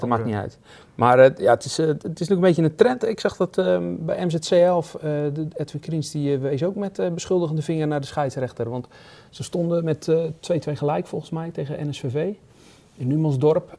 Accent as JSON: {"language": "Dutch", "town": "Goes", "region": "Zeeland", "country": "Netherlands", "said": "Bij ons in Goes"}